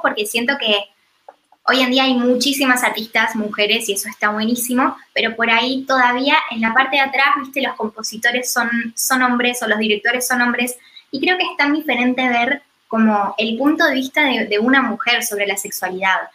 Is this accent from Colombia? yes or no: no; Argentina; also born or lived in United States; el cambio de cultura y de paradigma que hubo en mi país, en Argentina, me incentivó mucho a volver